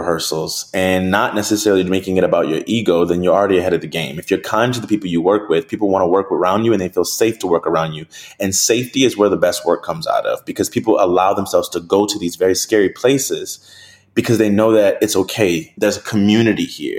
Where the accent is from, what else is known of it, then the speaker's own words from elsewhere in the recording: New Orleans, Louisiana, United States; I'm from New Orleans. I eat crawfish. I eat red beans every Monday